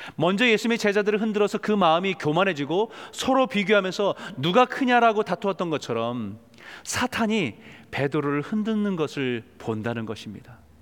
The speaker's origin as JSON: {"language": "Korean", "country": "South Korea", "said": "한국에서 태어나고 자란 사람들은"}